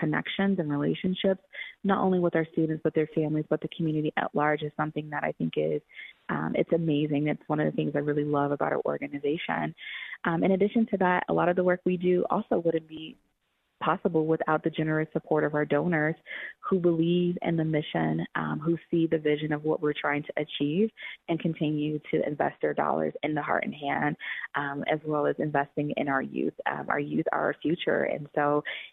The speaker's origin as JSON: {"language": "English", "town": "Atlanta", "region": "Georgia", "country": "United States", "tie": "born or raised there", "moved": "yes", "lives_now": "Denver, United States", "said": "I grew up in Atlanta, Georgia."}